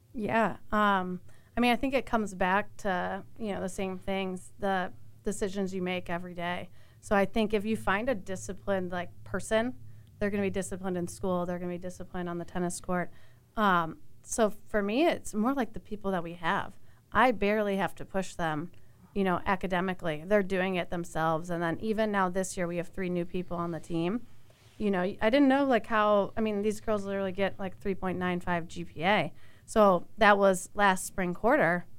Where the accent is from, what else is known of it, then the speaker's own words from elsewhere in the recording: Chicago, Illinois, United States; I grew up in the Chicago area